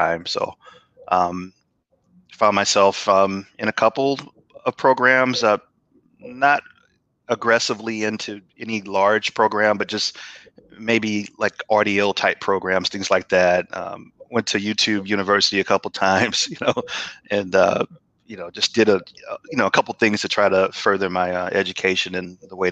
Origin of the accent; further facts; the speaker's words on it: St. Louis, Missouri, United States; moved away as an adult; now in Atlanta, United States; I'm originally from St. Louis, Missouri. Actually, moved to Atlanta in 2013